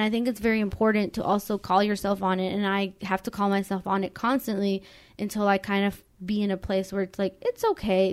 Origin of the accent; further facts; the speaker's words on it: Mexico; now in United States; we grew up in Mexico